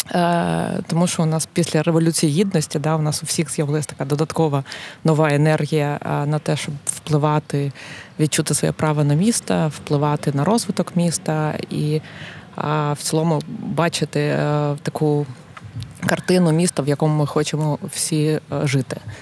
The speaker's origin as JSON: {"language": "Ukrainian", "town": "Kharkiv", "region": "Kharkiv Oblast", "country": "Ukraine", "moved": "as an adult", "lives_now": "Lviv, Ukraine", "said": "Я з Харкова, як і ти."}